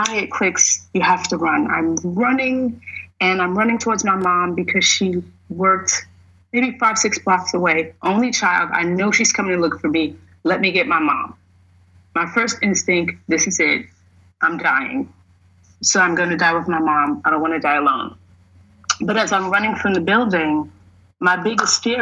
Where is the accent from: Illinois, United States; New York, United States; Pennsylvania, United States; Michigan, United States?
New York, United States; I'm from New York